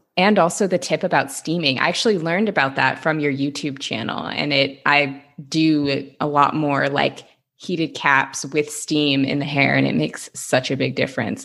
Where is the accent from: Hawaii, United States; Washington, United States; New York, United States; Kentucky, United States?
Washington, United States; Seattle; now in Los Angeles, United States; I'm from Seattle